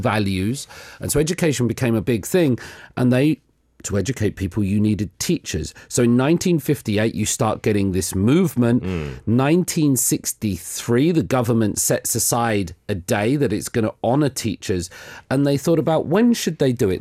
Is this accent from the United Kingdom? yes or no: yes; England, United Kingdom; moved away as an adult; now in South Korea; No, I'm not American. I'm English.